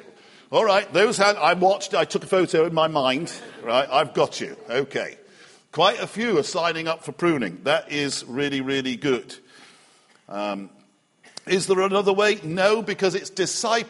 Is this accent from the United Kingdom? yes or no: yes; Liverpool, North West England, United Kingdom; moved away; I grew up in Liverpool, and we had a backyard